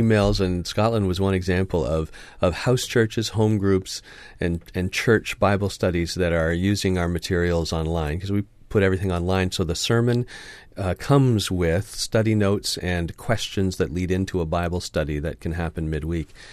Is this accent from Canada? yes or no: yes; Canada; my passport says I'm Canadian